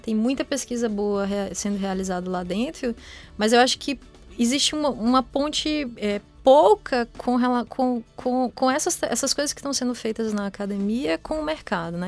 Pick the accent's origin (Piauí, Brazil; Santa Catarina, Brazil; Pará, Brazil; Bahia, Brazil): Bahia, Brazil; Vitória da Conquista; moved away as an adult; now in São Carlos, Brazil; eu sou baiana, né? Sou de Vitória da Conquista e, e fiz minha graduação lá também